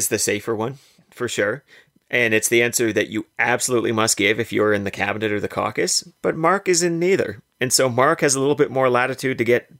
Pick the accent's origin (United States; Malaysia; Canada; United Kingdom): Canada; I'm a Canadian who wants Canada to continue to do great things on the world stage.